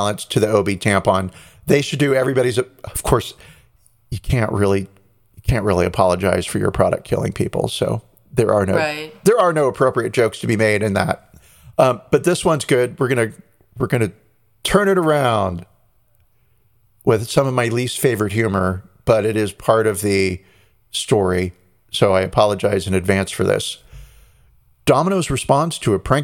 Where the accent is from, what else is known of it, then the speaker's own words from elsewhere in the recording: United States; as an American